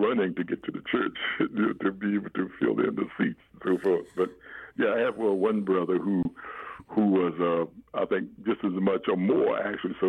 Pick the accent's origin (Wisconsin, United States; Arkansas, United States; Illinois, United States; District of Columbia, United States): District of Columbia, United States; Washington; now in Indianapolis, United States; I was born and raised in Washington, D.C.